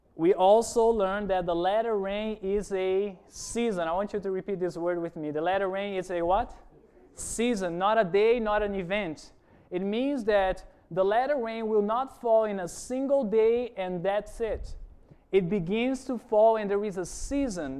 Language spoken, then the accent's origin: English; Brazil; moved away; I'm originally from Brazil. I've been working here in the island for about a year